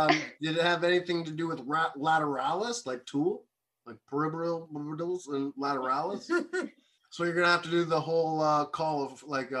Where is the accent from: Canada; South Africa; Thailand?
Canada; Kingston, Ontario; I'm from Kingston